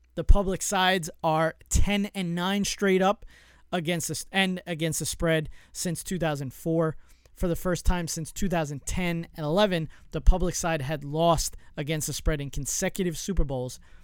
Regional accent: New York, United States; I'm from New York, so I, I'm in the New York area

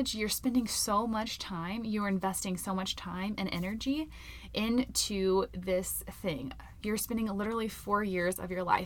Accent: Florida, United States; now in Colorado, United States; I'm from Florida

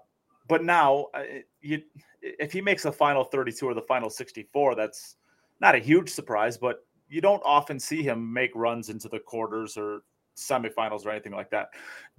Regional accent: United States; I'm an American.

